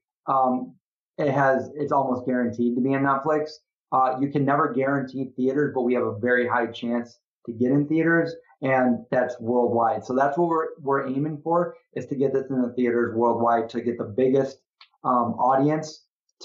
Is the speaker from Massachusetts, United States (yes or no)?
no; Syracuse, New York, United States; my hometown, Syracuse, New York. This is where I grew up